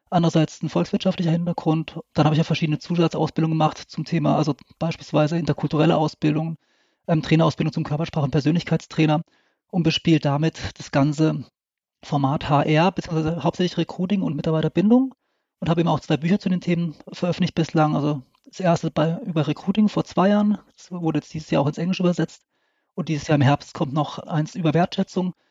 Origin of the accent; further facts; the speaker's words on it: Lörrach, Baden-Württemberg, Germany; Ich komme aus Südwestdeutschland, also aus Lörrach. Das ist direkt an der Schweizer und französischen Grenze.